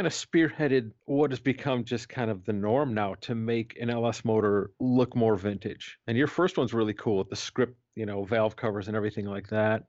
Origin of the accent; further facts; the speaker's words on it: United States; I grew up right on the Canadian border.